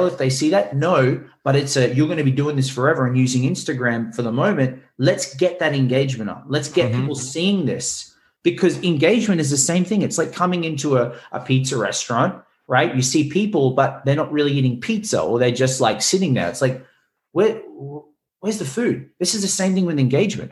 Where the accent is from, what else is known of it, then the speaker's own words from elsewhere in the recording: Australia; now in Los Angeles, United States; I'm Australian, like, you know, but I lived around the world